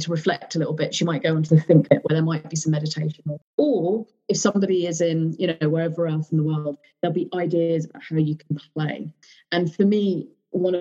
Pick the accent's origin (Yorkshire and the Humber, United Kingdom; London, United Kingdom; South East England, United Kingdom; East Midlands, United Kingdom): South East England, United Kingdom; Surrey; I'm also really aware of how I sound because I came from Surrey and I did go to a private school